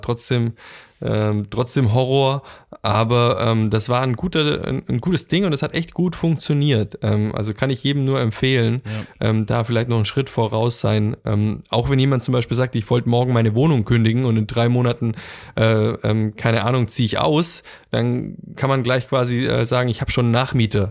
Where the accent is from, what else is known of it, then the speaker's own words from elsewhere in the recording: near Ulm, Swabia, Baden-Württemberg, Germany; moved away as an adult; now in Düsseldorf, Germany; in der Nähe vom schwäbischen Ulm groß geworden bin